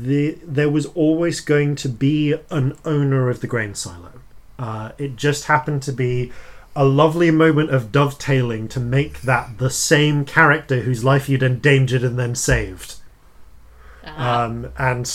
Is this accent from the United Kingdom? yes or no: yes; England, United Kingdom; I'm English